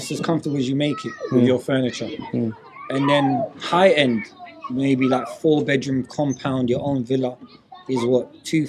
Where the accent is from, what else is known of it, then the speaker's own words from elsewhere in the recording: London, United Kingdom; moved away as an adult; I'm from South London.